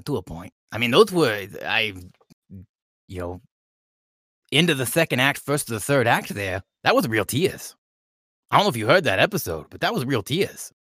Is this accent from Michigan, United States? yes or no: no; California, United States; I'm from, you know, California. I, I live in L